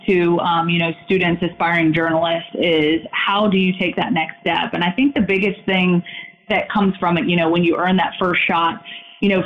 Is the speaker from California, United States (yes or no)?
no; Roanoke, Virginia, United States; moved away as an adult; when I was in my hometown working for 2 years, I was able to, you know, work that job and sort of kind of work the local scene sort of around what I was accustomed to there in Roanoke, Virginia.